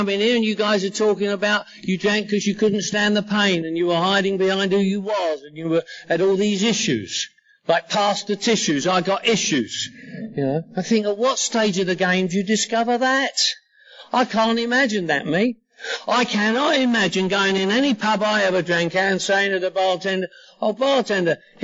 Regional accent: London, United Kingdom; now in Los Angeles, United States; I'm from London, England, living in Los Angeles

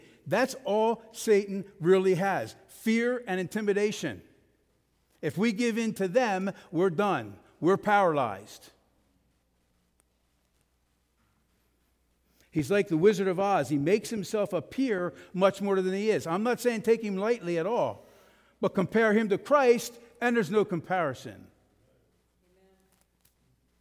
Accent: United States; We are American

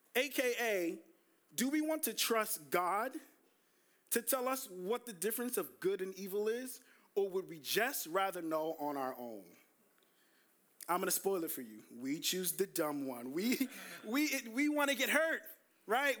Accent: New York City, New York, United States; I grew up in Brooklyn

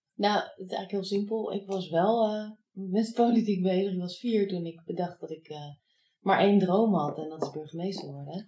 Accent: The Hague, South Holland, Netherlands; moved away as an adult; also born or lived in Enschede; ik kom uit Den Haag. En ik wou zo ver mogelijk weg van de Randstad

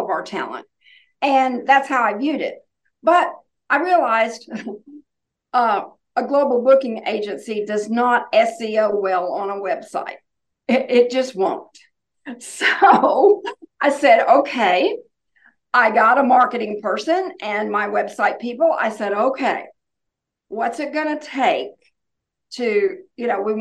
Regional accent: Oklahoma, United States; now in North Carolina, United States; I grew up in Oklahoma

